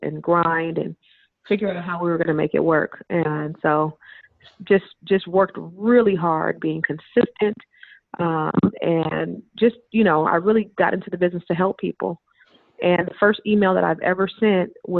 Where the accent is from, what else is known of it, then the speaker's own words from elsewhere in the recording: Silicon Valley, California, United States; We're both from the Silicon Valley